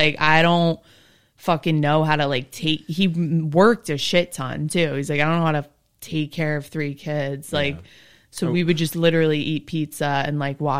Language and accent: English; Summit, New Jersey, United States; I went to Summit High School.